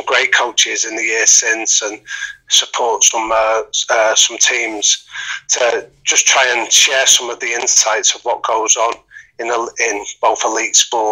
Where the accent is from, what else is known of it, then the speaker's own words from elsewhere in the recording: Manchester, North West England, United Kingdom; I'm from Manchester, and I grew up in a boxing gym